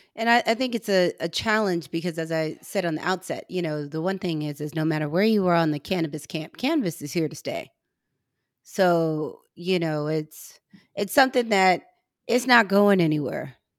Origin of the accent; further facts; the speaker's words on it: Missouri, United States; I'm from Missouri